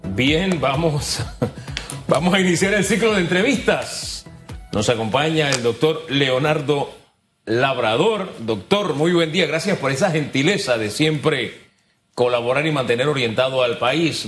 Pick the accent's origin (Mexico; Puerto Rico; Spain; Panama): Panama; como panameños